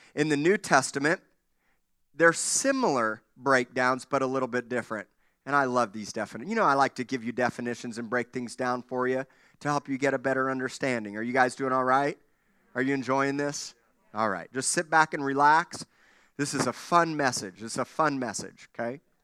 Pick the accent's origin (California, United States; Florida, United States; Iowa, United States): Florida, United States; Miami; When I was a kid growing up in Miami